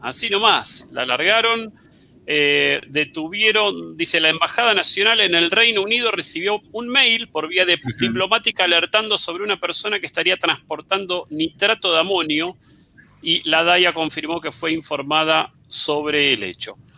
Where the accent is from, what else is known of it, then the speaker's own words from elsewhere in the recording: Argentina; somos muchísimos los argentinos que tenemos más de 200 millones de pesos en el banco